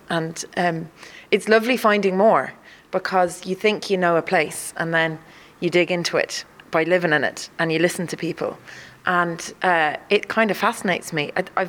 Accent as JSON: {"language": "English", "country": "United Kingdom", "also_born_or_lived": "Dublin / Wicklow", "moved": "yes", "lives_now": "Cork, Ireland", "said": "I moved to Cork in April last year, having lived in Dublin and Wicklow quite a lot, but I'm originally from the Welsh borders."}